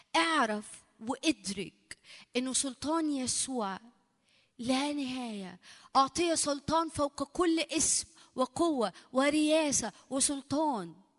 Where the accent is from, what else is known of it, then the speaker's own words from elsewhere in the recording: Egypt; عندنا في مصر